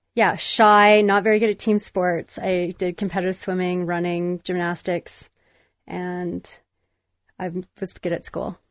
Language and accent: English; Calgary, Alberta, Canada; mostly growing up, it was, I was based in Calgary